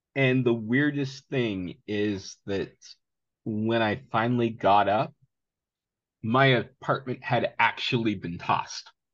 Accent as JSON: {"language": "English", "area": "Seattle area, Vashon Island", "region": "Washington", "country": "United States", "tie": "born or raised there", "also_born_or_lived": "Greece", "said": "I grew up in the Seattle area, uh, Vashon Island specifically, homeschooled"}